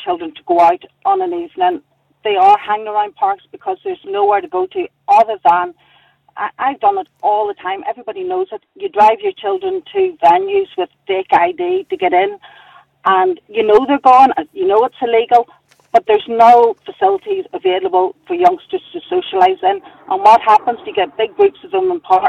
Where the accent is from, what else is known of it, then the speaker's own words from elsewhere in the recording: Lurgan, Northern Ireland, United Kingdom; I'm from Lurgan